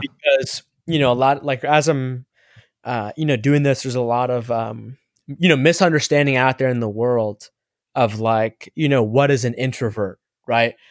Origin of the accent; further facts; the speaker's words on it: East Coast of the United States, United States; also born or lived in Egypt (ancestry); I was born on the East Coast of the United States.